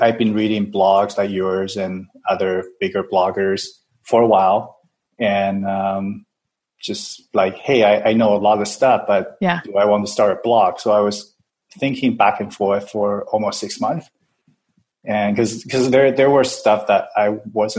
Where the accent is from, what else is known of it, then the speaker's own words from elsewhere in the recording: Taiwan; now in Vancouver, Canada; I'm from Taiwan originally